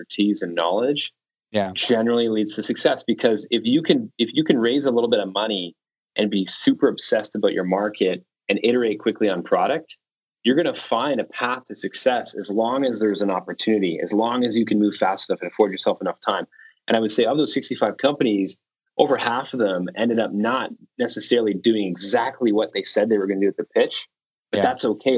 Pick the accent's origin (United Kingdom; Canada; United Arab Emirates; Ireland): Canada; being Canadian